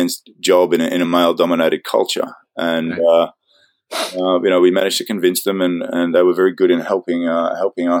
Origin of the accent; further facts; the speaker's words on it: Australia; moved away; I'm an Aussie